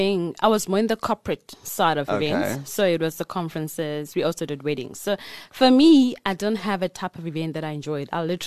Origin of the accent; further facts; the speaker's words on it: Matatiele, Pietermaritzburg and Durban, KwaZulu-Natal, South Africa; I grew up in three places.